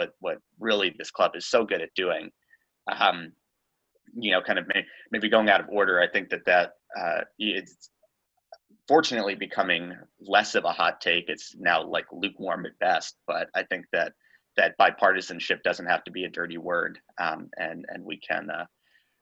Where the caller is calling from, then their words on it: Plymouth, Massachusetts, United States; I'm calling in from Plymouth, Massachusetts, where I'll be for this semester